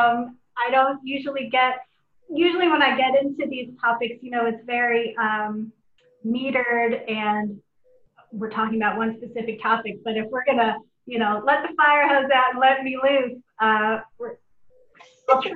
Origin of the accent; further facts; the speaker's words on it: Miami, Florida, United States; moved away as an adult; also born or lived in Portland, Oregon / New York City / Seattle; now in Spokane, United States; I'm from Miami, Florida, and I was born and raised in Florida. I didn't leave South Florida until I went to college